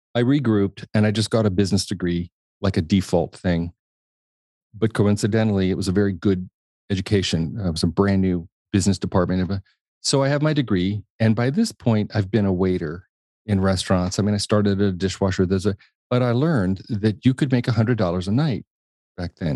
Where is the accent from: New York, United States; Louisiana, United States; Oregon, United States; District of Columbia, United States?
District of Columbia, United States; Washington; also born or lived in Indianapolis, Indiana; I was born in Indiana, Indianapolis, Indiana, um, inconspicuous town, really, and, um, lived there until we were about six, and then we moved to Washington, D C.